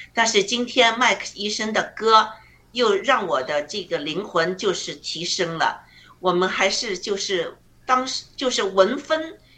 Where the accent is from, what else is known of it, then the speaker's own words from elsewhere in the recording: China; now in Alberta, Canada; 我们中国人